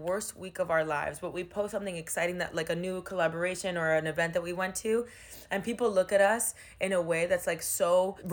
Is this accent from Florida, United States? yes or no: yes; Miami, Florida, United States; moved away as an adult; now in New York, United States; Miami is my hometown.